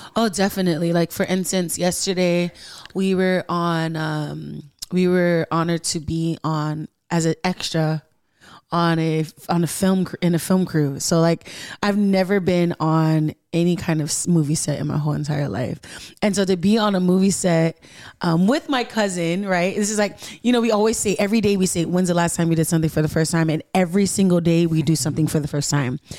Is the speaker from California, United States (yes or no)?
yes; Carson, California, United States; Ness and I, we're from America